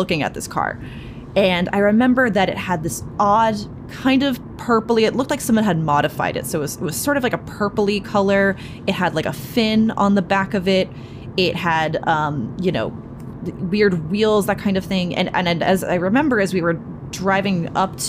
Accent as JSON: {"language": "English", "area": "Cape Cod", "region": "Massachusetts", "country": "United States", "tie": "born or raised there", "moved": "yes", "lives_now": "New York City, United States", "said": "Growing up on the Cape, it's a much weirder and a much darker and a much more wild place"}